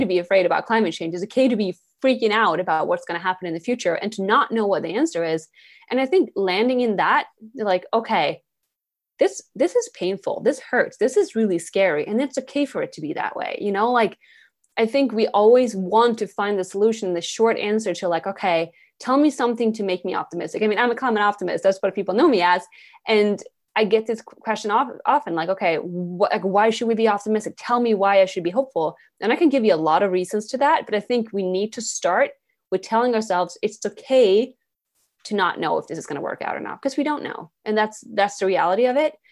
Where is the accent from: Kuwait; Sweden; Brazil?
Sweden; English is a second language; moved away as an adult; now in New York City, United States; I'm born and raised in Sweden. I grew up there.